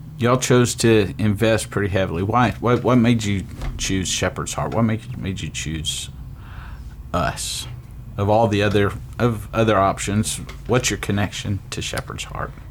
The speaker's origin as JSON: {"language": "English", "town": "Waco", "region": "Texas", "country": "United States", "tie": "born or raised there", "moved": "as an adult", "said": "I grew up also in Waco"}